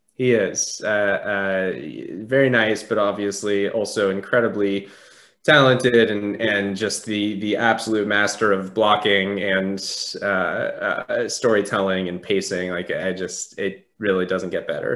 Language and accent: English; Southern California, United States; I grew up in Southern California